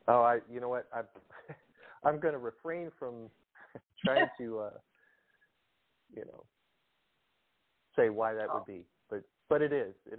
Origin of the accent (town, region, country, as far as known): Pontiac, Michigan, United States; born or raised there; moved away; also born or lived in outside Philadelphia, Pennsylvania